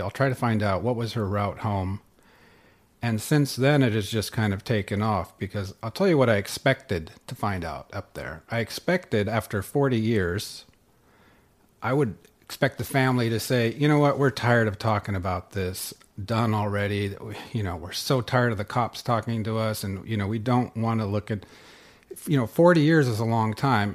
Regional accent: Northern California, United States; moved away as an adult; also born or lived in Sweden / Boulder, Colorado; now in North Dakota, United States; I grew up in Northern California and, uh, in the wine country up there.

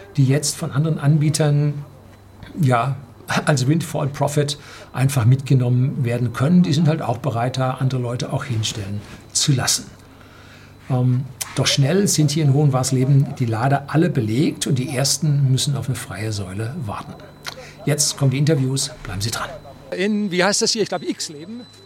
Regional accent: Bavaria, Germany; als Bayer

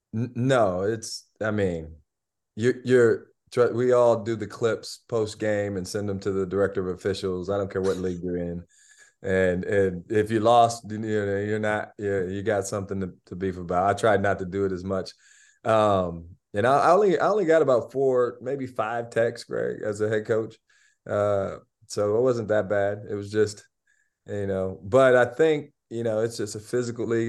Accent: Albion, Michigan, United States; I grew up in Albion. It's twenty-five minutes away

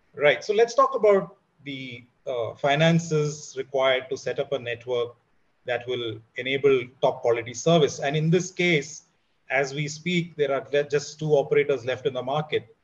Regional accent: India; as an Indian

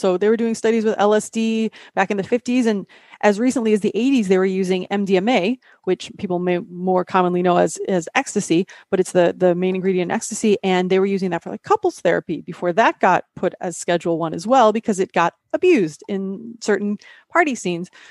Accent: Midwest, United States; I'm from the Midwest

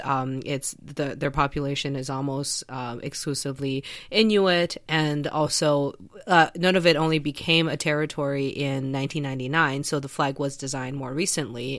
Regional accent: China; moved away; when I was a kid, I grew up in China

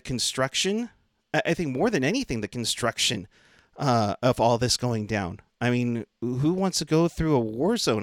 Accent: Concord, California, United States; I, I'm from Concord

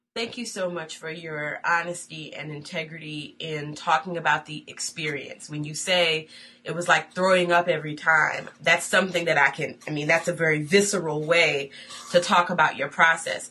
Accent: Buffalo, New York, United States; Buffalo, New York, my hometown

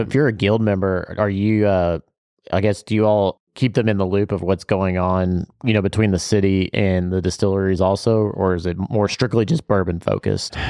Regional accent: Bardstown, Kentucky, United States; growing up in Bardstown

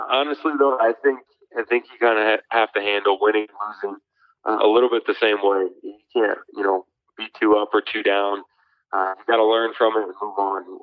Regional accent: Omaha, Nebraska, United States; moved away as an adult; also born or lived in Fargo, North Dakota; growing up in Omaha

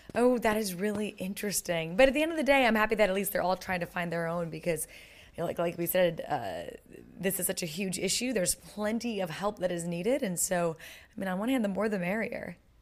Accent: United States; as an American

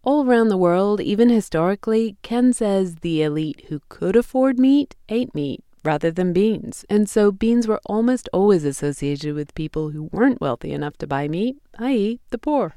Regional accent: England, United Kingdom; moved away; This is not something I grew up eating in England

